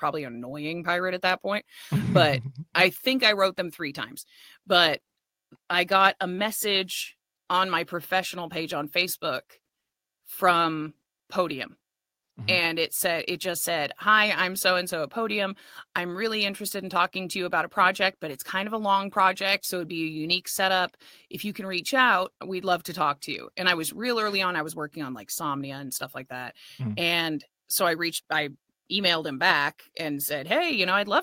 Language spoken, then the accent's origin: English; California, United States; I'm Californian.